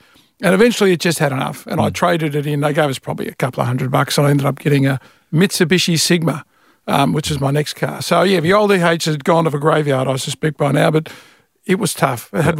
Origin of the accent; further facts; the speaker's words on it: Fawkner, Victoria, Australia; So I grew up in Faulkner, basically, in Faulkner High.